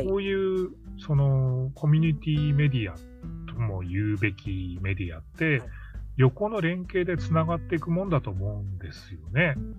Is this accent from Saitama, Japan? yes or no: no; Hokkaido, Japan; 私、地元北海道ですけど